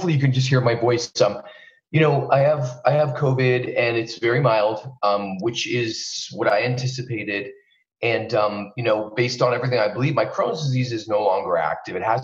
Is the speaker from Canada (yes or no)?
yes; Canada; moved away as an adult; also born or lived in Vancouver, British Columbia, Canada; now in Los Angeles, United States; I'm originally from Canada, and that's where I practiced for the first 10 years of my life. I was in Vancouver, British Columbia